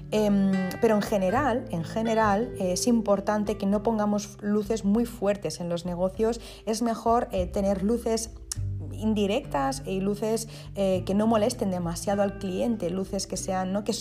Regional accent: Spain; first language ca; Spanish is a second language; lo mezclo con, con, mi idioma materno, que es el catalán

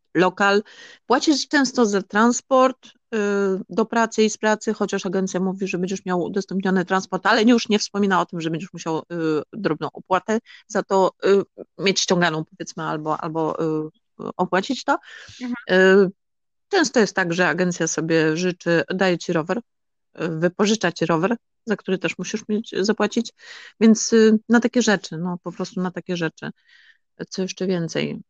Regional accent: Polish coast, Poland; moved away as an adult; now in Netherlands; ja pochodzę z Polski, z Nadmorza

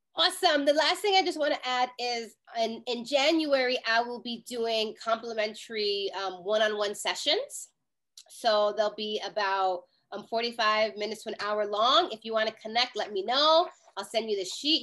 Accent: New York City, New York, United States; I'm a New Yorker

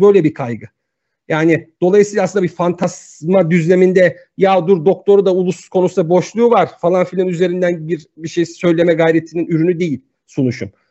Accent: Turkey; Ben bir Türk'üm.

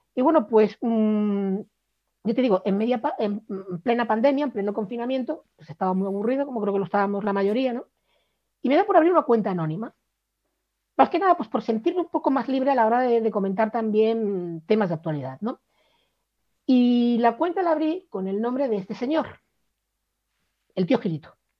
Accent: Cádiz, Andalusia, Spain; moved away; also born or lived in Valladolid; aunque me he pasado media vida viviendo en Valladolid, yo no soy de Valladolid, yo soy de Cádiz

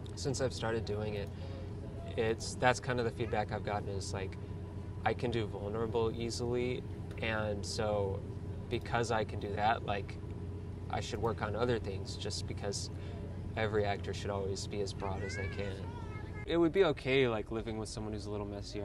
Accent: St. Louis, Missouri, United States; I'm from St. Louis, Missouri

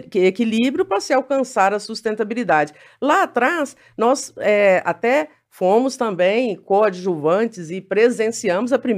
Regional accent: Uberaba, Minas Gerais, Brazil; moved away as an adult; eu vim de Uberaba, eu tinha 23 anos, né? Eu vim de Uberaba

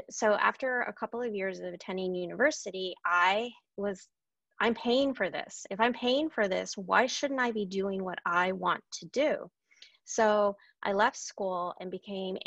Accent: Anchorage, Alaska, United States; I was born and raised in Anchorage, Alaska, and my family has been there.

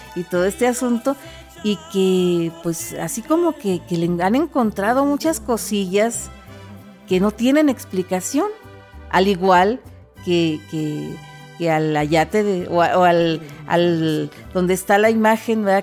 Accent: Mexico; nuestra identidad nacional, ¿verdad? La identidad nacional de México

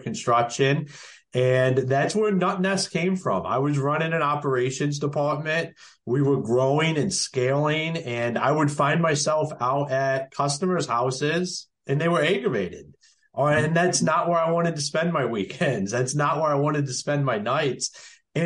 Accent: Akron, Ohio, United States; moved away as an adult; also born or lived in Michigan / North Carolina; now in Emerald Isle, North Carolina, United States; I'm originally from Akron, Ohio.

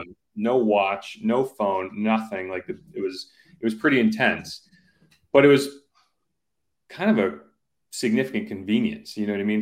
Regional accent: Simsbury, Connecticut, United States; my childhood house growing up in Simsbury

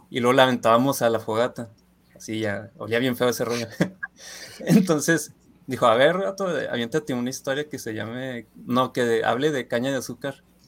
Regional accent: Ciudad Juárez, Chihuahua, Mexico; moved away as an adult; now in Guadalajara, Mexico; soy de Ciudad Juárez

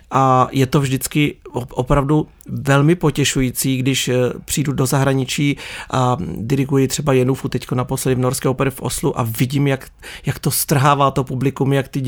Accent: Czechia; No já se přiznám, že mám občas i chvíle, kdy jsem hrdý na to, že jsem Čech, ale těch eh, chvíli je čím dál tím méně.

